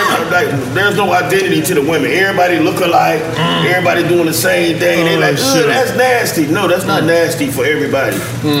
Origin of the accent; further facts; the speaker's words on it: Miami, Florida, United States; growing up in Florida, especially Miami